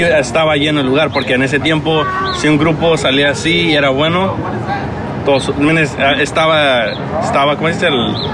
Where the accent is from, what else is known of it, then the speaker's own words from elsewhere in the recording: Los Angeles, California, United States; yo crecí en Estados Unidos siendo más angelino que mexicano.